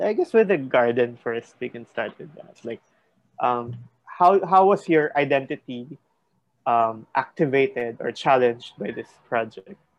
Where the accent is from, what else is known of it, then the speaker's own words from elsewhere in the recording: Philippines; grew up in a suburb